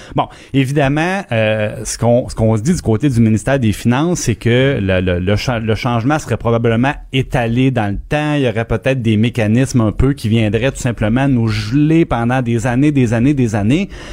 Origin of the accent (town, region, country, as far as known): Quebec, Canada